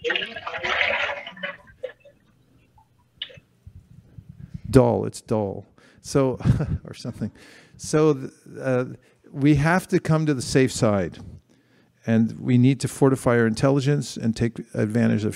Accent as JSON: {"language": "English", "town": "San Francisco", "region": "California", "country": "United States", "tie": "born or raised there", "said": "the Gorni Thai I grew up with in San Francisco"}